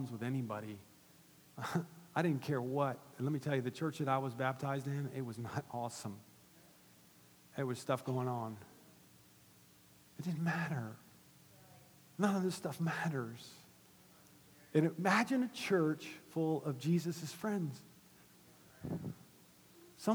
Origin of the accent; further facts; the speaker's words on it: Gainesville, United States; my hometown in Gainesville